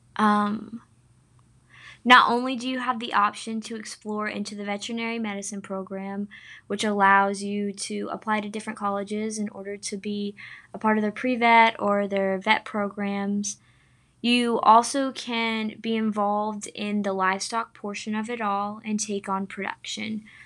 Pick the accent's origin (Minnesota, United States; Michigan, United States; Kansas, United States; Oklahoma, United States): Oklahoma, United States; Sapulpa; I'm from Sepulpa, Oklahoma, which is in the northeast part of the state of Oklahoma